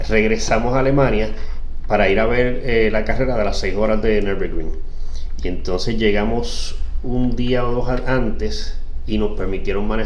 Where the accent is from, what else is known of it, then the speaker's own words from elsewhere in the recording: Puerto Rico; Puerto Rico desafortunadamente no tiene muy buenas conexiones para Latinoamérica. O sea, somos parte de Latinoamérica